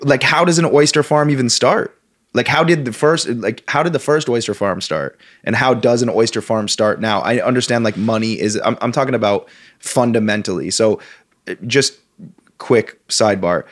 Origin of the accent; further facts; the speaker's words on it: Vermont, United States; one of the values that I grew up with, with and not just in Vermont, in the Northeast in general